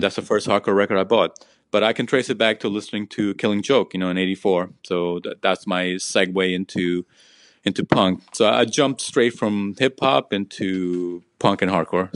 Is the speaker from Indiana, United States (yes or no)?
no; New York City, New York, United States; also born or lived in Peru; I grew up in Jackson Heights, Queens